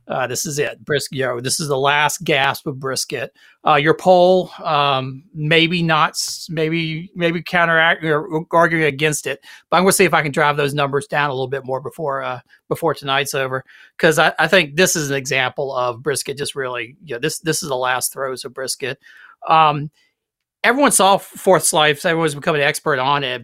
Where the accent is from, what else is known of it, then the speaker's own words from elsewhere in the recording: South Carolina, United States; growing up in South Carolina